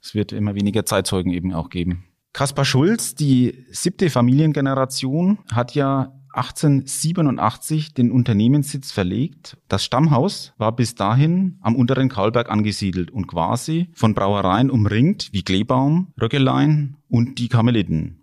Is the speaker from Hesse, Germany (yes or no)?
no; Bamberg, Bavaria, Germany; ich bin 50 Jahre und gebürtiger Bamberger